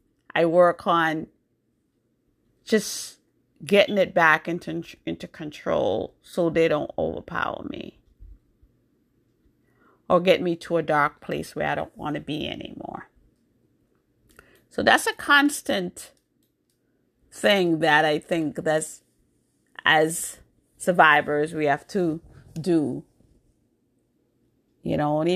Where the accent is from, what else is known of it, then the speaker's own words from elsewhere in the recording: New York, United States; also born or lived in Jamaica; now in Massachusetts, United States; So I was born in Jamaica. I grew up in New York. I went to New York when I was 12 years old, so I grew up in New York. But now I live in Massachusetts.